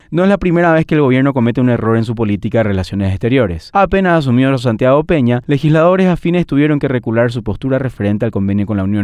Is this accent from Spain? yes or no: no; Paraguay